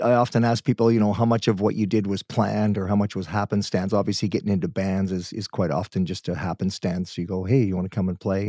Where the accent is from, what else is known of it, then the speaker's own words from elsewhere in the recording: Guelph, Ontario, Canada; now in Vancouver, Canada; I was born in Guelph, so I'm from that area